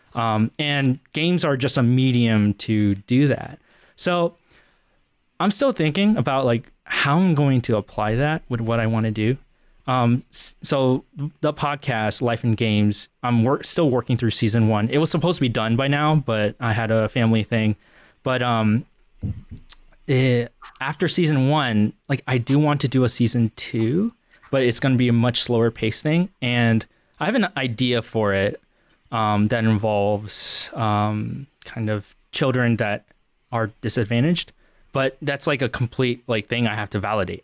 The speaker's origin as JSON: {"language": "English", "region": "Northern Virginia", "country": "United States", "tie": "born or raised there", "also_born_or_lived": "Central Pennsylvania", "moved": "as an adult", "lives_now": "Pennsylvania, United States", "said": "I grew up in Northern Virginia my entire life"}